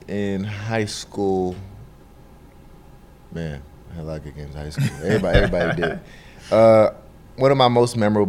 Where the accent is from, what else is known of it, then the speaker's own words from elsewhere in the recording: Snellville, Georgia, United States; also born or lived in Lagos, Nigeria; Yeah, I was born in Lagos, Nigeria. Came to the States when I was 3. Moved to Georgia and moved to Snellville, Georgia when I was about 4 and a half. And I've lived there ever since.